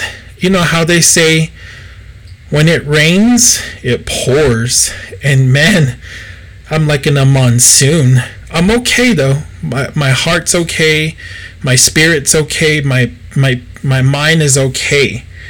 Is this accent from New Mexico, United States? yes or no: yes; Gallup, New Mexico, United States; So I grew up in the Gallup ceremonial scene. I've always been involved with Gallup ceremonial.